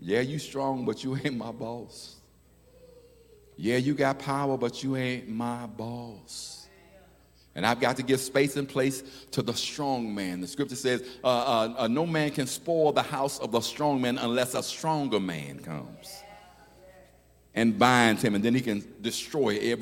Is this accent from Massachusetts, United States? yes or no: no; Chicago, Illinois, United States; also born or lived in Memphis, Tennessee; I was born in Memphis. And I think I was there till I was about 4 years old, and we moved, 4 or 5, and we moved to Chicago.